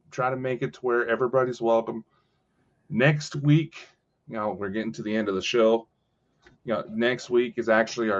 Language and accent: English; United States; as an American